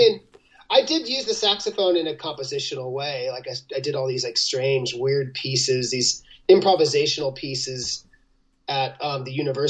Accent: Los Angeles, California, United States; born there; I forgot to tell you, I was born in Los Angeles.

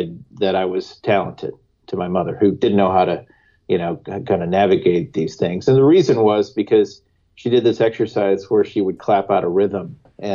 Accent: Bloomington, Indiana, United States; So I grew up in Bloomington, Indiana, and my parents are professors at Indiana University

